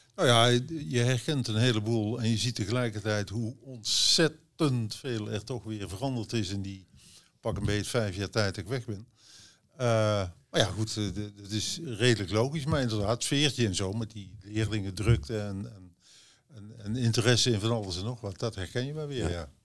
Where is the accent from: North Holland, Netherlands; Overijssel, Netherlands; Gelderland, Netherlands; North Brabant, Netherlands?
North Brabant, Netherlands; Oss; Ik kom uit Os. Ik ben eigenlijk nooit langer dan 2,5 jaar een stuk uit Os